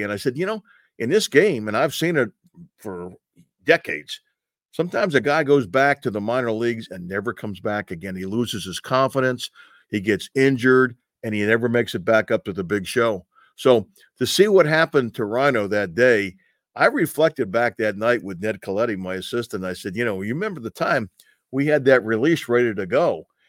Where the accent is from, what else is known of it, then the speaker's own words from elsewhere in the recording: New York, United States; moved away; I grew up in New York, and I know that area, okay?